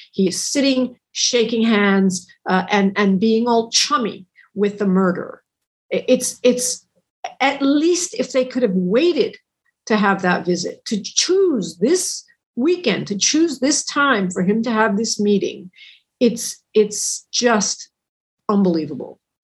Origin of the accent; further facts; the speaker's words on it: United States; I'm an American